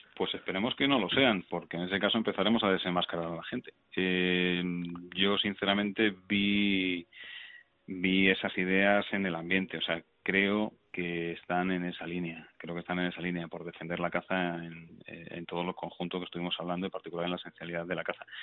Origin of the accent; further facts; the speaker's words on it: Navalcarnero, Community of Madrid, Spain; yo soy de Navalcarnero